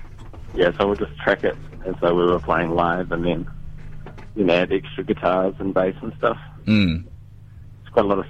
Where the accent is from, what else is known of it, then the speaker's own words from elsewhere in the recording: Whanganui, Manawatū-Whanganui, New Zealand; I'm also from Whanganui, which is a small town in North Island.